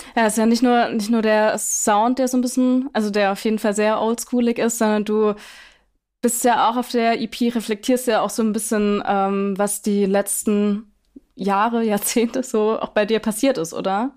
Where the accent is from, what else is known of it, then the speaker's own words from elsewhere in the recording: Schwäbisch Gmünd, Baden-Württemberg, Germany; in meiner, in meiner Heimatstadt aufgetreten, Schwäbisch Gmünd